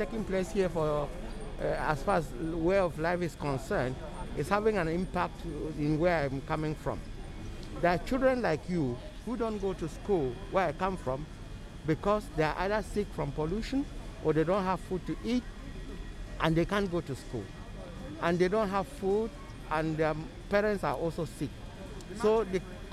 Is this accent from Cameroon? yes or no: yes; Cameroon; I came from Cameroon in Africa.